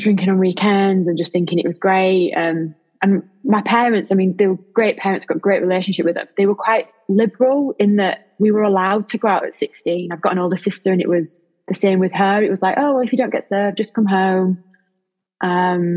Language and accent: English; Lincoln, East Midlands, United Kingdom; from Lincoln